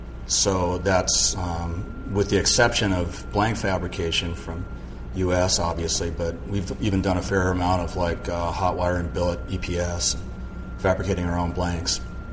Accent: Malibu, California, United States; born or raised there; also born or lived in San Mateo

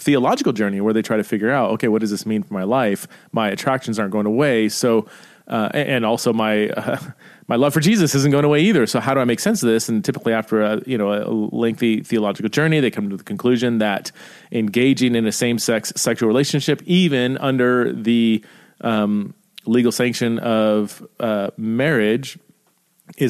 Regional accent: Idaho, United States; I could say I am an American. I am an Idahoan. I live in Idaho.

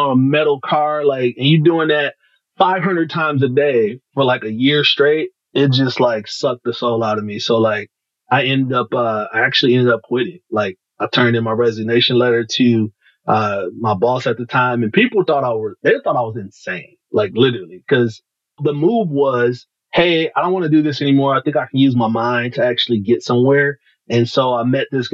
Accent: Detroit, Michigan, United States; I'm from Detroit, right? So, Detroit born and raised

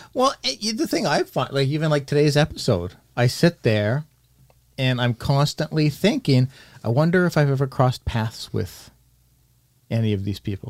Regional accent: Canada; accent: Canadian

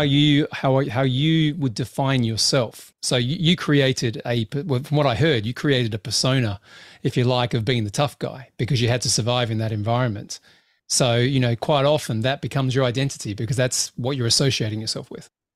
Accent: Australia; I grew up in Australia

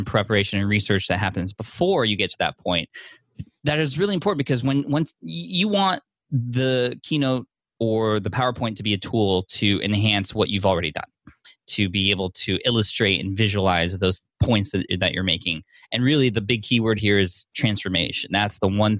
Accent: San Diego, California, United States; San Diego, my hometown

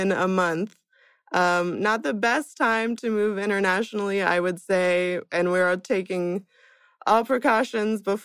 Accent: Kansas, United States; moved away as an adult; now in Hamburg, Germany; I'm an American originally from Kansas

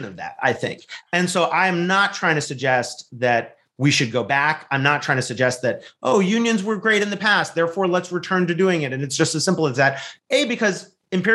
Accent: California, United States; also born or lived in Wisconsin; from my home state of California, although I spend a lot of time in Wisconsin as well

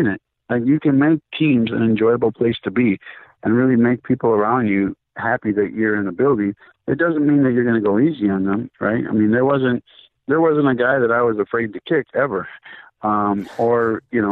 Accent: Minnesota, United States; I'm a kid from Minnesota that's played indoor soccer, USL soccer

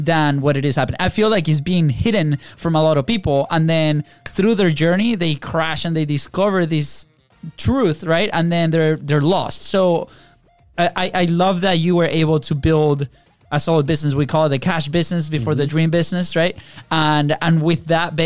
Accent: Venezuela; moved away as an adult; now in United States; we grew up in Venezuela

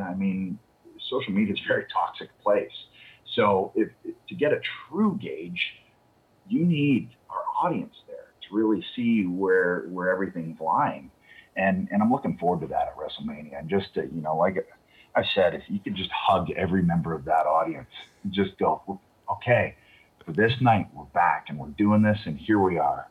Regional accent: Toronto, Ontario, Canada; I hadn't been back in Toronto for two years

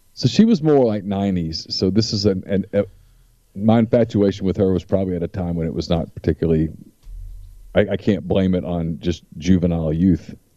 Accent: Louisiana, United States; I'm from Louisiana

